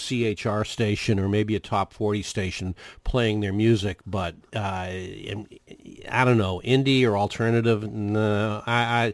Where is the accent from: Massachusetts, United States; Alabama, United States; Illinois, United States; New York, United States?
Massachusetts, United States; Boston; now in Florida, United States; I'm from Boston, and I'm a die-and-go-to-hell Red Sox fan